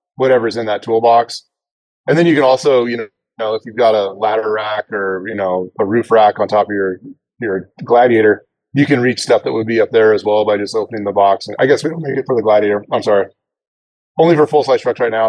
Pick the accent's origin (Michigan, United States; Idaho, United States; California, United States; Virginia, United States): Idaho, United States; I'm I'm from Idaho